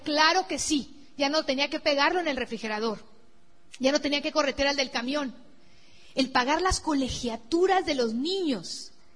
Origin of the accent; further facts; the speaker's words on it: Sinaloa, Mexico; mi tierra así de Sinaloa, la playa de Mazatlán